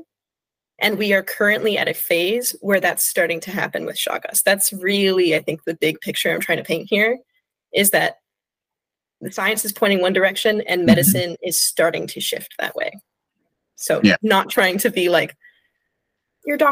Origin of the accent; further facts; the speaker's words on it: California, United States; moved away; I'm originally from California.